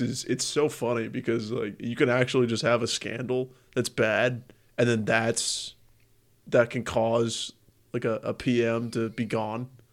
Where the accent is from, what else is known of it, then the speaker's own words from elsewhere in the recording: United States; as an American